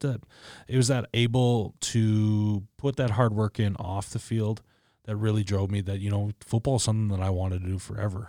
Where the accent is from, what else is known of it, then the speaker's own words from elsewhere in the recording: Regina, Saskatchewan, Canada; I was born and raised in Regina